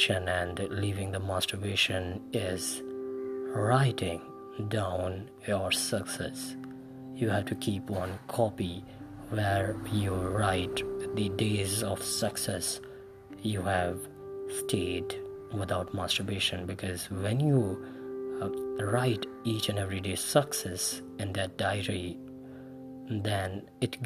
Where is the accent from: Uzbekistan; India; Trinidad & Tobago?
India; I'm from India